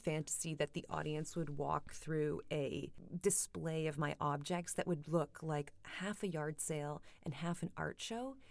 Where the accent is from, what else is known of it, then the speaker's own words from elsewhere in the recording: Kitchener, Ontario, Canada; now in London, United Kingdom; I presented my Kitchener-Waterloo piece in Camden.